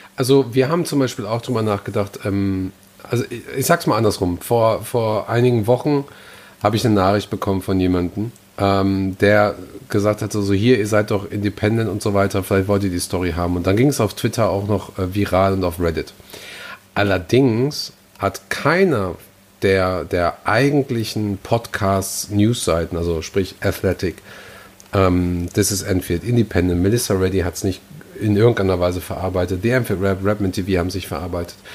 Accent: Gelsenkirchen, North Rhine-Westphalia, Germany; meine Heimatstadt Gelsenkirchen

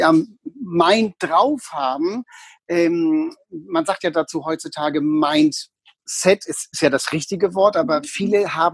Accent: Hamburg, Germany; also born or lived in Berlin; Also ich habe 18 Jahre in Hamburg gelebt, dann habe ich 28 Jahre in Berlin gewohnt und bin dort in die Versicherungswirtschaft mit 19 gegangen.

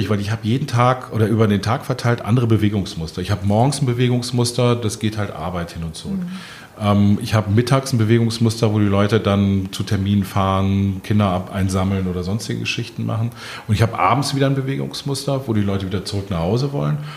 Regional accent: Bonn, North Rhine-Westphalia, Germany; now in Berlin, Germany; Ich komme aus Bonn, ähm, oh. gebürtig, meine Heimatstadt

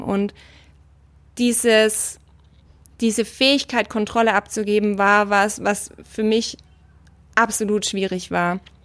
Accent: Germany; als Deutscher

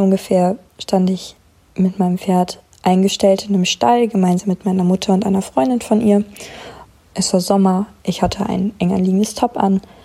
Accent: Krefeld, North Rhine-Westphalia, Germany; ich komme aus Krefeld und bin 18 Jahre alt.

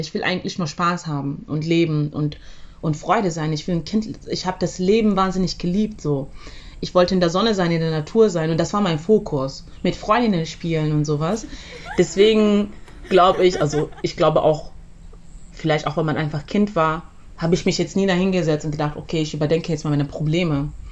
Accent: Zambia; moved away; ich bin ja in Sambia aufgewachsen

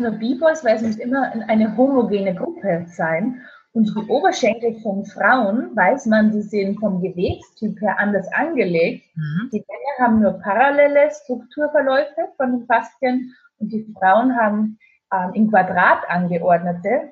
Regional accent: Austria; moved away as an adult; also born or lived in Spain; now in Stuttgart, Germany; Ich dachte nie in meinem Leben, dass ich mal in Deutschland leben werde. Als Österreicherin

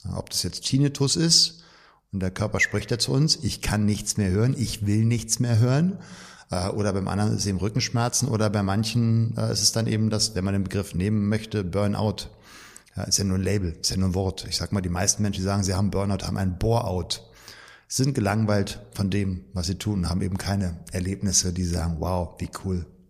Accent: Berlin, Germany; Also physisch gerade noch Berlin und ich bin auch in Berlin groß geworden

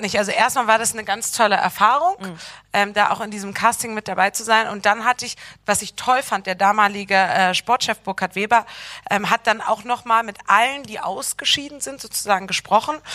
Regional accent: Bremen, Germany; moved away as an adult; also born or lived in Cologne; Ich bin in Bremen aufgewachsen

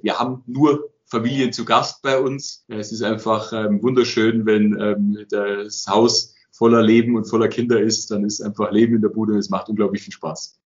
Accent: Allgäu, Bavaria, Germany; dass ich zurück ins Allgäu will

